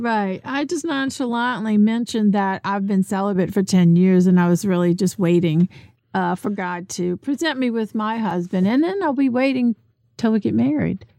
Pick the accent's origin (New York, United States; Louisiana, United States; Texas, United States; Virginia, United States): Louisiana, United States; New Orleans; moved away; also born or lived in Metairie; I'm from New Orleans